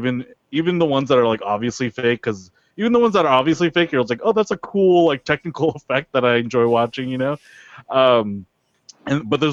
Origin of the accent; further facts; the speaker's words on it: United States; American born Filipino like me